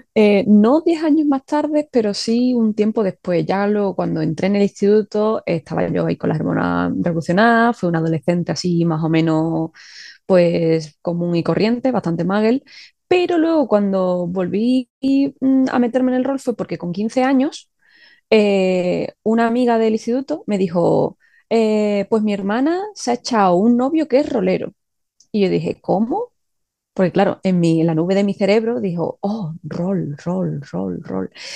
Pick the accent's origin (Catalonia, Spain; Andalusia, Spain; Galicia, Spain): Andalusia, Spain; Seville; yo soy de Sevilla, y aquí hace calor en verano